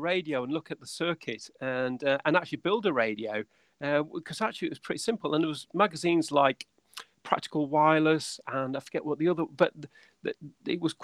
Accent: Windermere, North West England, United Kingdom; moved away as an adult; also born or lived in Salford; I'm actually from Windermere in the Lake District. That's where I'm from.

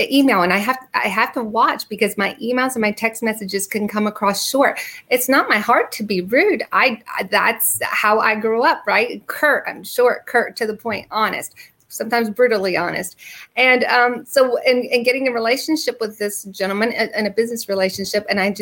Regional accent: the North, United States; growing up in the North

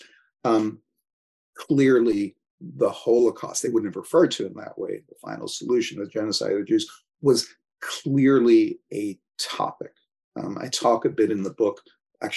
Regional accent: United States; as an American

